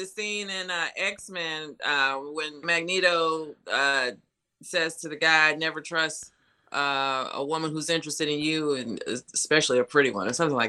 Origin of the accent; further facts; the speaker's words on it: North Carolina, United States; moved away; North Carolina, which is my home state